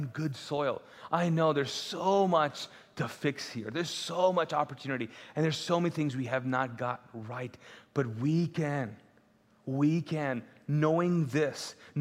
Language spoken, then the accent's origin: English; Pakistan; first language Urdu; English is a second language; now in Charlotte, United States; I'm Pakistani, neighboring country